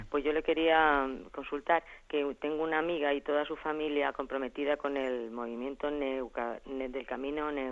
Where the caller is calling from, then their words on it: Albacete, Castilla-La Mancha, Spain; de Albacete.